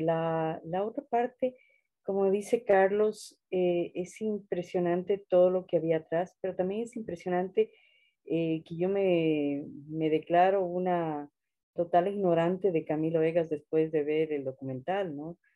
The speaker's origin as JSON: {"language": "Spanish", "region": "Andes", "country": "Ecuador", "said": "me puedo definir como ecuatoriana, andina"}